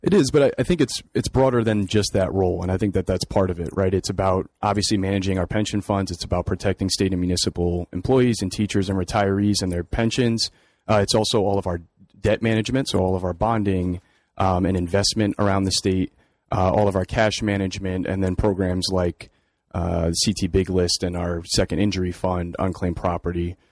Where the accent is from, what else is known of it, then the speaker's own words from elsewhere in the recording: New Haven, Connecticut, United States; I grew up here in New Haven, working in my parents' small convenience store on Congress Avenue in New Haven